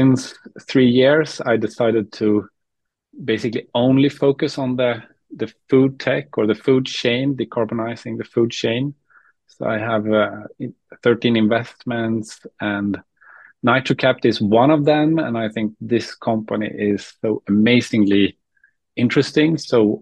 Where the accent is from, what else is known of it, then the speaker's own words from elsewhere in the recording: Uppsala, Uppsala County, Sweden; I'm from Uppsala, Sweden